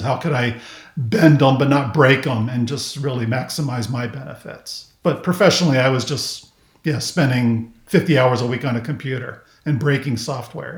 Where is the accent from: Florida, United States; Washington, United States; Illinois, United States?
Florida, United States; Miami; also born or lived in Kansas; I basically grew up in South Florida. Um, so we moved from Kansas to Miami when I was in first grade, and then I spent the rest of my childhood in Miami until I graduated from high school